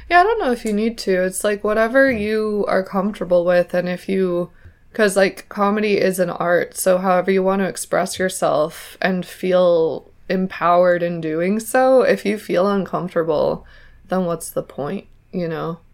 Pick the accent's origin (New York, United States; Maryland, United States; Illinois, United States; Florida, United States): New York, United States; New York City; accent: mixed American; now in Ireland; I'm from Manhattan